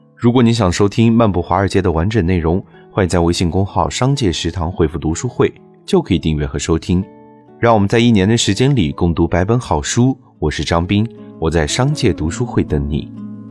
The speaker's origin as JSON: {"language": "Chinese", "country": "China", "said": "我们中国人"}